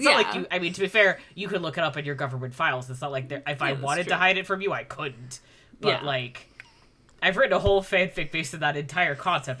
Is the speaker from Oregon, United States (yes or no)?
yes; Oregon, United States; I'm from Oregon.